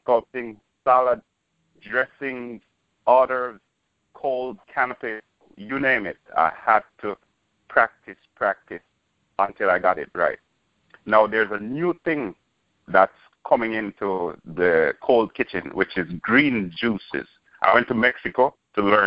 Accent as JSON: {"language": "English", "country": "Jamaica", "tie": "born or raised there", "moved": "yes", "said": "I'm originally from Jamaica. Born, bred, and raised"}